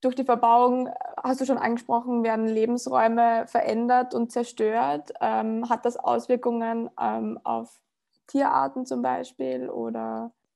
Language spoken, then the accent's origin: German; Upper Austria, Austria; das kenne ich ganz gut von dem Ort, in dem ich groß geworden bin. Also ich komme aus Oberösterreich und äh, äh aus dem ländlichen Bereich